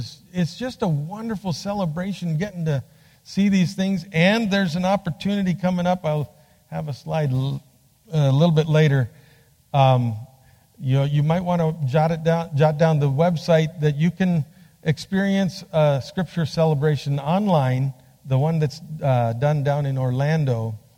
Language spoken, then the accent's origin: English; Bolivia; also born or lived in Peru; I was born and raised in Bolivia, South America. My parents were doing Bible translation when I was born. So, este es mi país. born in Bolivia.